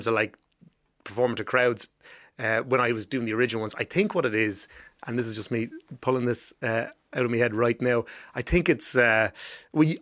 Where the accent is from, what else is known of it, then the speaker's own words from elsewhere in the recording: Rathdrum, County Wicklow, Ireland; also born or lived in Arklow; Down in Wicklow, I'm from Rathdrum, went to school in Arklow